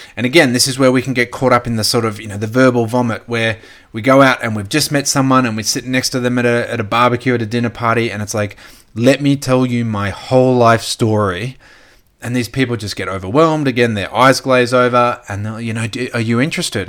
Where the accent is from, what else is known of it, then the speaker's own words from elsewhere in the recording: Gold Coast, Queensland, Australia; also born or lived in Brisbane; now in Sunshine Coast, Australia; I grew up on the Gold Coast, then moved to Brisbane. Now we're on the Sunshine Coast.